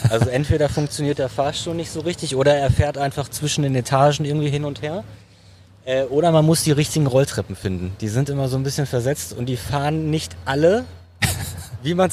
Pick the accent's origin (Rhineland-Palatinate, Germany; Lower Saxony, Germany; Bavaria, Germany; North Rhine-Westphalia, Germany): North Rhine-Westphalia, Germany; Dortmund; Dortmunder und für mich ist es halt wirklich so ein, hat, für mich hat das Dortmunder U so einen Leuchtturmcharakter.